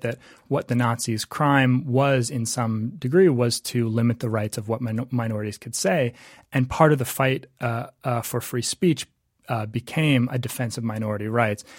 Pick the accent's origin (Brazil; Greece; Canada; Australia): Canada; moved away; I was from Canada